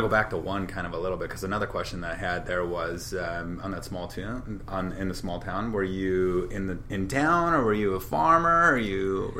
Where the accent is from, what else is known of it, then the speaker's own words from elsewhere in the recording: Shepherd, Montana, United States; moved away; I grew up in Shepherd, which is on the other side of Billings, but on the other side is Laurel